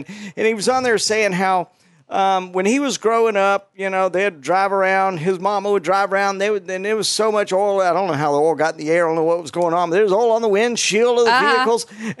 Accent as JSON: {"language": "English", "town": "Las Vegas", "region": "Nevada", "country": "United States", "said": "We're from Vegas. So we're from Vegas."}